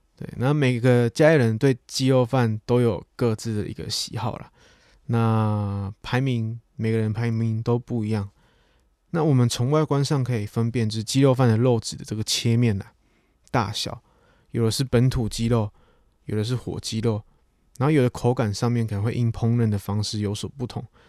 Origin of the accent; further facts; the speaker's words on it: Chiayi, Taiwan; also born or lived in Tainan; 我出生在台南，但我成长的城市其实是在嘉义